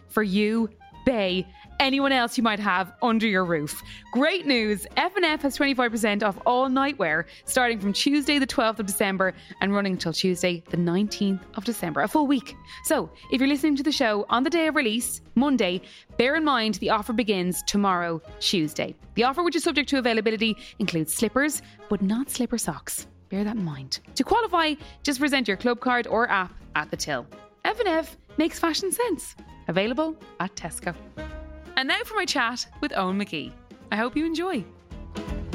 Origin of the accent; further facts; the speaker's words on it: Dublin, Leinster, Ireland; I'm the depths of Castleknock